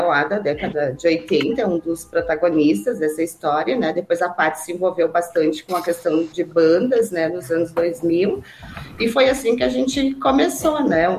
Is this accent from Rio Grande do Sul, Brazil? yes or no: yes; Caxias do Sul, Rio Grande do Sul, Brazil; sou de Caxias também